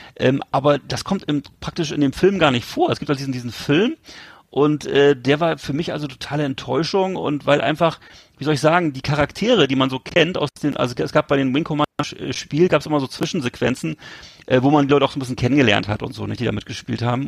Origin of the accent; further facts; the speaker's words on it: Germany; als Deutscher